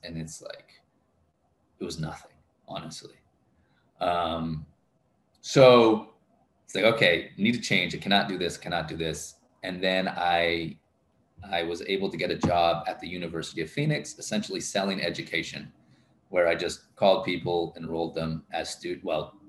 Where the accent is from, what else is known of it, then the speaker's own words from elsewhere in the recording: DR Congo; Growing up in Congo. I love Congo. I love the Congolese